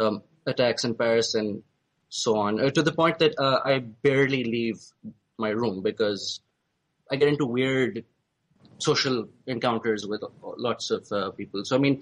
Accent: Pakistan; moved away as an adult; now in England; I've spent most of my life as a closet atheist in Pakistan. And over here, because I'm brown, the basic assumption is, oh, you're brown and you're from Pakistan, well, you're a Muslim then.

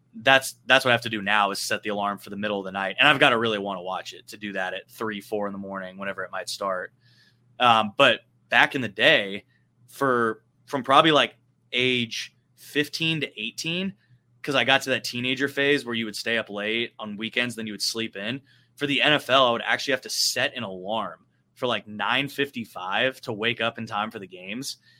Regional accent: West Coast, United States; now in Texas, United States; growing up on the West Coast

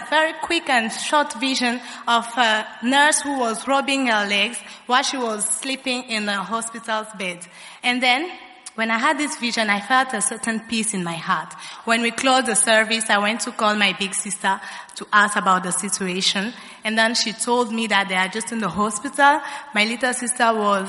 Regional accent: Kinshasa, DR Congo; I'm from Congo, DRC, Kinshasa, precisely

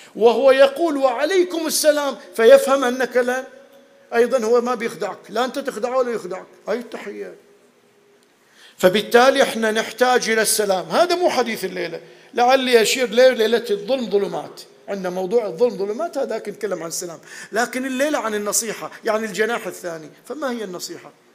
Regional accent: Bahrain; moved away as an adult; كنا اول ما طلعنا من البحرين رحنا ندرس

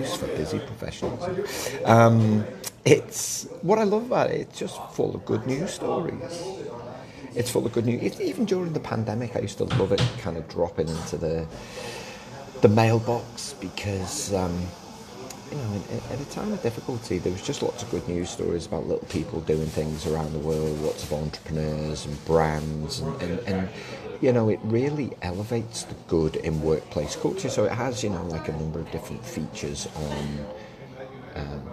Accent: England, United Kingdom; as an Englishman myself

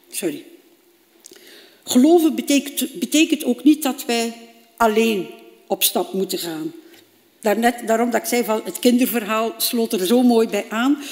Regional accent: Bruges, Flanders, Belgium; heb ik een eh, opleiding gevolgd bij ons in Brugge

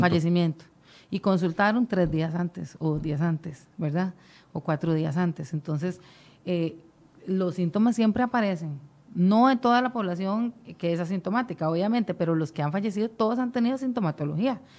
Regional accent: Costa Rica

